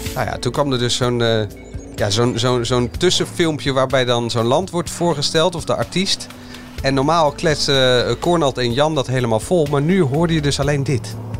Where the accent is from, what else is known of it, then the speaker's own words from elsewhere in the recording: Netherlands; wij Nederlanders